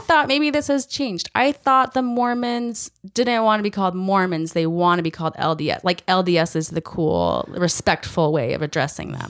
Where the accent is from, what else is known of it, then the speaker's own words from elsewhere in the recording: United States; as an American